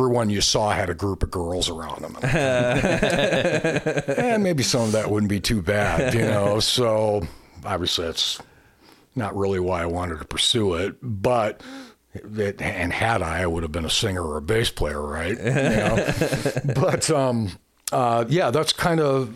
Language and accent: English; Lansing, Michigan, United States; We're from Lansing originally